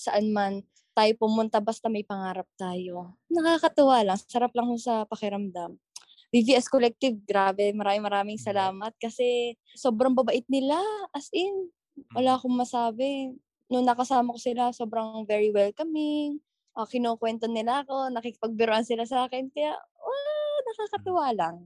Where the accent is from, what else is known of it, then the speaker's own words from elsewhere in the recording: Batangas, Calabarzon, Philippines; accent: Batangueño; yung natural way ko ng pagsasalita, yung Batanggenya